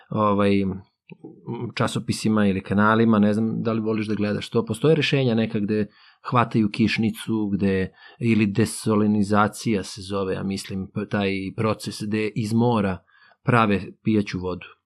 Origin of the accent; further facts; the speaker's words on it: Serbia; mi dolazimo, eto, iz Srbije, koja je u Evropi, ali kao da nismo u Evropi, ali opet smo, eto, naspram tih afričkih zemalja, spadamo u taj, jeli, zapadni svet.